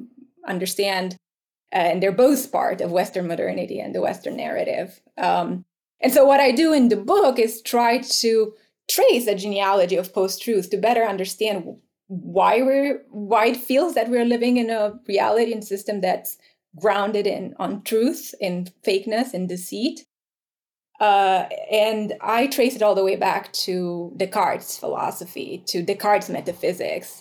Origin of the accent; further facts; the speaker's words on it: Romania; moved away; I grew up in Romania, right? Post-communist Romania.